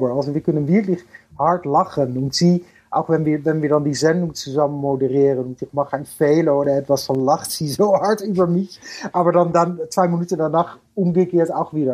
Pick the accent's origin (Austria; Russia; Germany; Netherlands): Netherlands; German is a second language; bin ich aus Holland